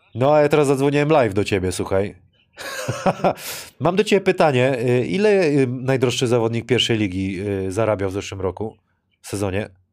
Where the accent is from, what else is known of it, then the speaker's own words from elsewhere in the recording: Wrocław, Lower Silesian Voivodeship, Poland; jako tutaj rodowity wrocławianie